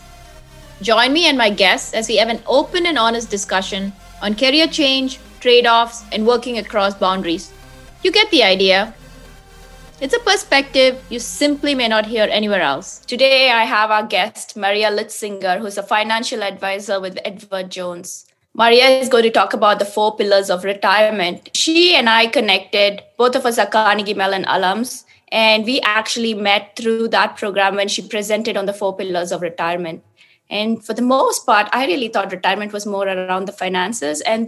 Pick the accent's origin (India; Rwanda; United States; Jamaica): India; moved away; I'm originally from India